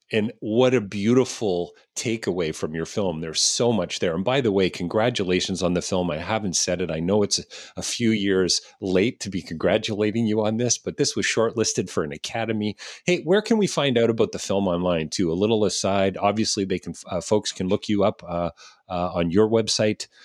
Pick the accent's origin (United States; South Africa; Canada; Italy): Canada; as a Canadian